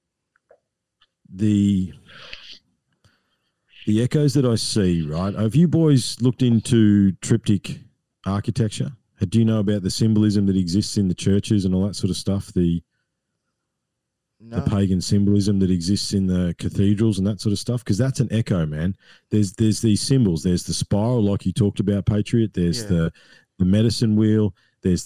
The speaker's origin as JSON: {"language": "English", "country": "Australia", "said": "my role as an Australian"}